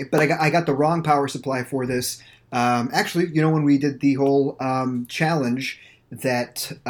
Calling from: St. Petersburg, Florida, United States; I am recording live from St. Petersburg, Florida

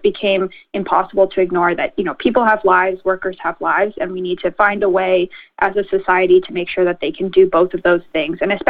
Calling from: Ontario, Canada; I know we're calling in from York Region here, so the chambers in Richmond Hill and Newmarket and Vaughan, we've all been amplifying the message

